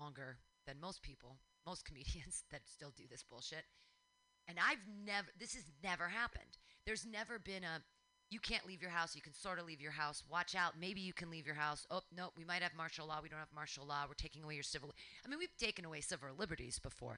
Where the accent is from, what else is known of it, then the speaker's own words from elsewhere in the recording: United States; I'm an American.